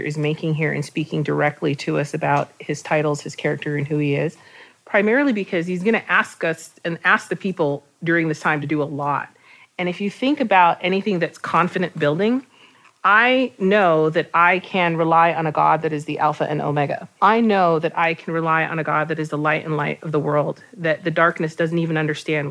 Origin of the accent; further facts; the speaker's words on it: Puebla, Mexico; I am from Mexico, from the city of Puebla.